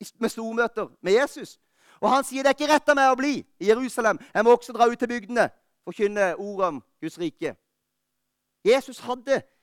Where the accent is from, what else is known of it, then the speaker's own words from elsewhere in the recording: Lista, Agder, Norway; moved away; Jeg var hjemme på Lista i jula